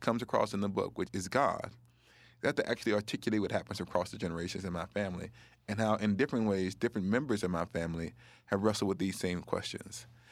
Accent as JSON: {"language": "English", "region": "the South", "country": "United States", "tie": "born or raised there", "said": "I was a black person growing up in the South, experiencing poverty and racism."}